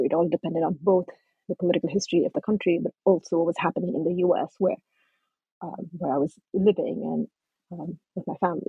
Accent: Kentucky, United States; also born or lived in Nepal; As you know, I was born in Nepal. And my family came to the U.S. when I was 13. We settled in Kentucky. So yes, growing up in a small, tight-knit Nepali migrant community in Kentucky

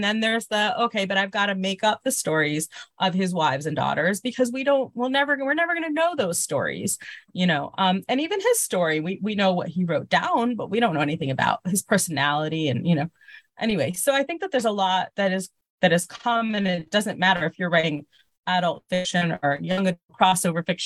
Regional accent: Miami, Florida, United States; moved away as an adult; also born or lived in Baltimore; now in Israel; I was born in Miami Beach, Florida. My family moved to Israel when I was a baby

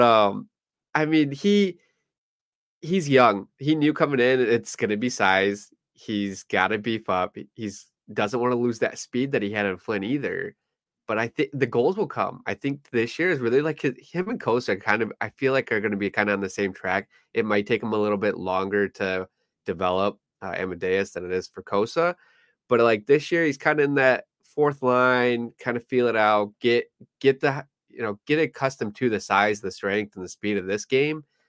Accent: Flint, Michigan, United States; my hometown Flint

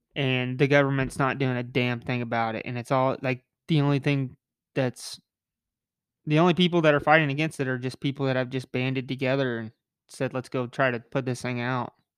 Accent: United States; me as an American

